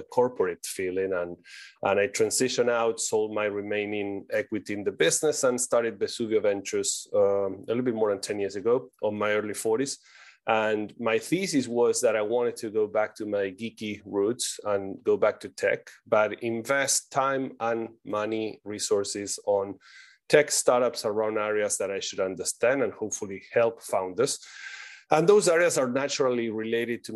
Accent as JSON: {"language": "English", "country": "Argentina", "moved": "yes", "said": "I'm originally from Argentina. That's why my exotic accent"}